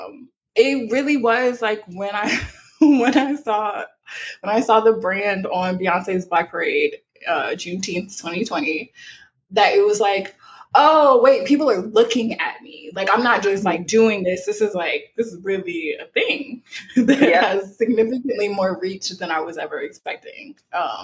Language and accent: English; South Louisiana, United States; I'm from South Louisiana